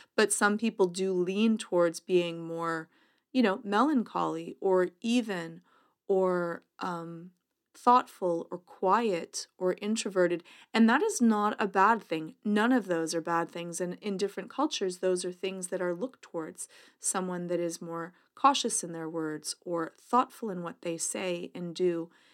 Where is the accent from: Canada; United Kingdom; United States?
Canada; accent: Canadian